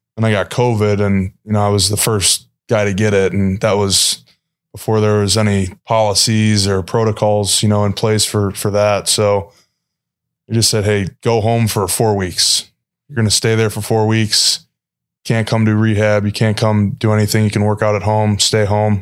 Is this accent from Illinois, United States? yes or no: yes; Chicago, Illinois, United States; moved away; I'm obviously from Chicago